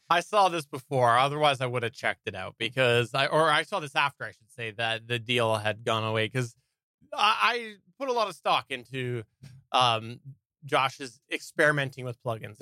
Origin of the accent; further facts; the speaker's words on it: Canada; also born or lived in British Columbia; I am Canadian